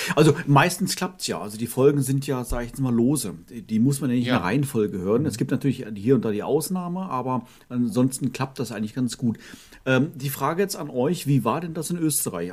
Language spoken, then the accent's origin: German; Northern Germany, Germany; meine Kindheit war ja in Norddeutschland